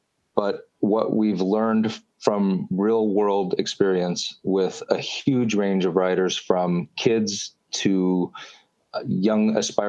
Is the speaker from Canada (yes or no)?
yes; Canada; We're Canadian, so we're going to say kilometer.